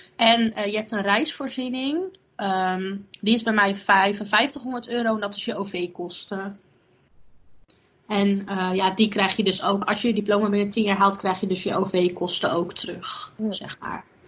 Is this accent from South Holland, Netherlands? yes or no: no; Borssele, Zeeland, Netherlands; in de gemeente waar ik vandaan kom, in Zeeland, in de gemeente Borselen